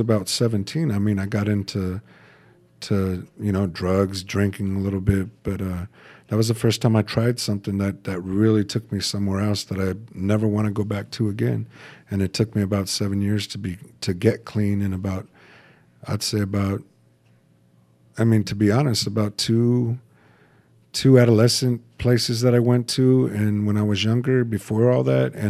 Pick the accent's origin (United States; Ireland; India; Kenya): United States; Fontana, California; also born or lived in Bloomington, California / Rialto, California / San Bernardino; I was born in 1974 in Kaiser Hospital in Fontana, California